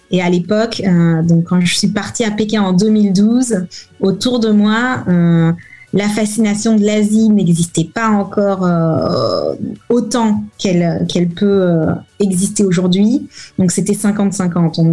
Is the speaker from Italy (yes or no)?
no; France; Alors, mon mari est italien, moi je suis française, et on s'est rencontrés euh, à Hong Kong lorsque je venais de Shanghai faire mon visa de travail.